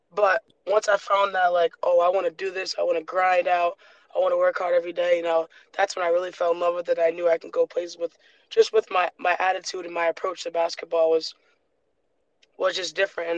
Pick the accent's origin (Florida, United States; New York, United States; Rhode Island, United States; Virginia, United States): Rhode Island, United States; born or raised there; moved away as an adult; also born or lived in Michigan